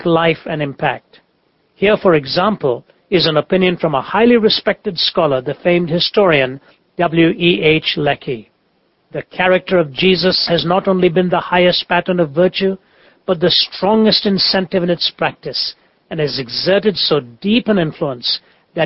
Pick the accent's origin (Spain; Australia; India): India; I came amid the thunderous cries of a culture that has 330 million deities